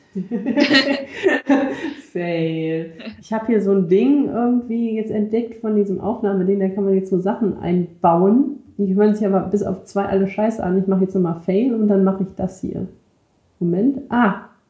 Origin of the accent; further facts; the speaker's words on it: Rhineland, Germany; Für mich als äh, Rheinländer